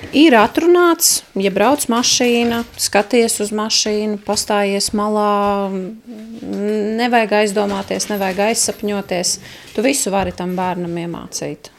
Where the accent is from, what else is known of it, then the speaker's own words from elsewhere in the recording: Riga, Latvia; moved away as an adult; also born or lived in Ropaži Municipality; now in Ropaži, Latvia; es esmu dzimusi augus Rīgā.